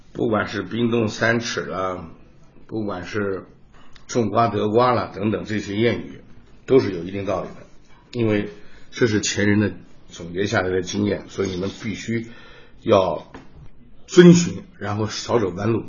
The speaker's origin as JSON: {"language": "Chinese", "town": "Nanjing", "region": "Jiangsu", "country": "China", "tie": "born or raised there", "also_born_or_lived": "Italy", "moved": "as an adult", "said": "我也是在这个南京出生的"}